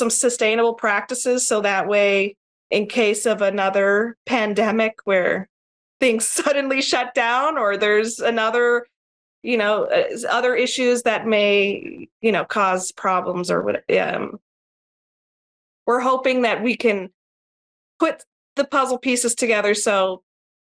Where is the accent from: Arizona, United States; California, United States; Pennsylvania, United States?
Arizona, United States; Tucson; moved away as an adult; now in Hawaii, United States; I was born and raised in Tucson, Arizona.